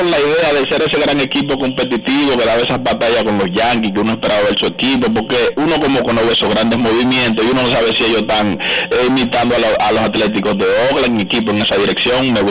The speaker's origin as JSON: {"language": "Spanish", "country": "Dominican Republic", "said": "para nosotros como, como dominicanos"}